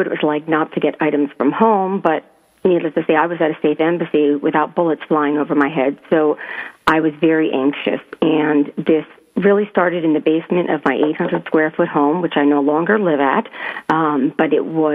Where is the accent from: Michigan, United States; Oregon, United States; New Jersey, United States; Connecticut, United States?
Connecticut, United States; Southern; moved away as an adult; also born or lived in New York; I was born in New York, but I was raised in Southern Connecticut and lived there. But I lived overseas for about 15 years